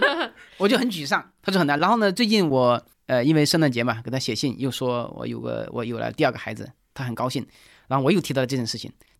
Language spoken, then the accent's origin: Chinese; China; 我们中国人有的时候不太重视运气，总以为成功了是靠自己的努力，失败了是自己倒霉